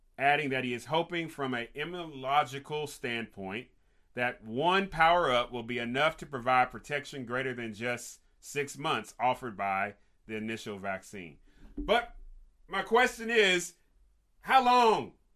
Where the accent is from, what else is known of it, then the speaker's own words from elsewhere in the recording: Kentucky, United States; live in my home state of Kentucky